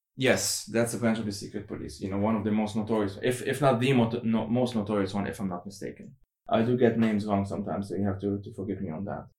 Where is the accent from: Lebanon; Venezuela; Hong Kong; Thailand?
Lebanon; I am from Lebanon